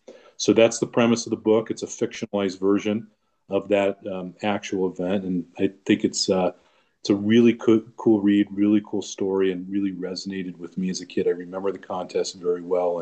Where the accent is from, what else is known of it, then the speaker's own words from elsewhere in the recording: Long Beach, California, United States; also born or lived in Orange County, California; I'm born and raised in Southern California in the beautiful city of Long Beach.